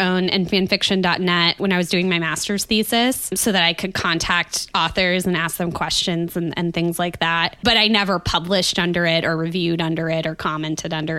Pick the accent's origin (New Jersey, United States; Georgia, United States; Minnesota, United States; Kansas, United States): Kansas, United States; Kansas, my home state